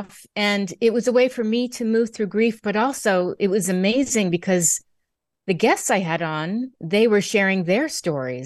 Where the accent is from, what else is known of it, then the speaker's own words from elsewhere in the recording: Connecticut, United States; moved away; also born or lived in New York City; I was born in Connecticut, grew up in Connecticut, New York City